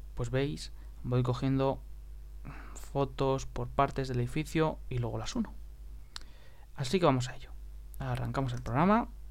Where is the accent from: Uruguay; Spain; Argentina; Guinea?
Spain; español de Europa